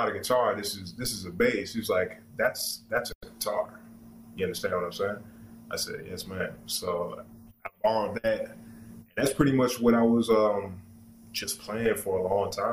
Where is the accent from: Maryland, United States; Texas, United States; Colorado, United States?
Maryland, United States; I'm from Maryland